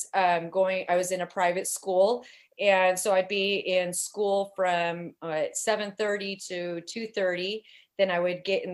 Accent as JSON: {"language": "English", "town": "Portland", "region": "Oregon", "country": "United States", "tie": "born or raised there", "said": "I was born and raised here in Portland, Oregon, but my people, they come from Washke, Utah"}